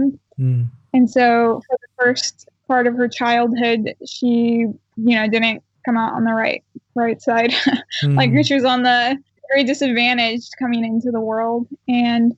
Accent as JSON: {"language": "English", "region": "Oregon", "country": "United States", "tie": "born or raised there", "said": "I was born and raised here in Oregon"}